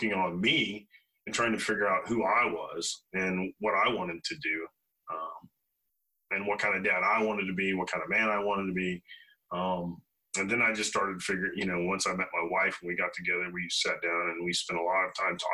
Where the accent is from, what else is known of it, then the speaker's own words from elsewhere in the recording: Hillsboro, Illinois, United States; moved away; I grew up in Hillsboro, Illinois, which is about an hour north of St. Louis and an hour south of Springfield.